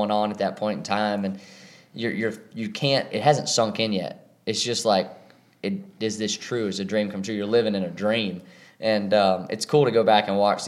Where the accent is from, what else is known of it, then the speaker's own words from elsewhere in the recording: North Carolina, United States; my hometown and 336 and area code there.